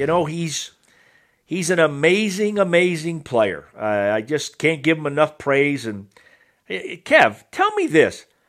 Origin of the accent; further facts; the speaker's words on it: Massachusetts, United States; I grew up in Massachusetts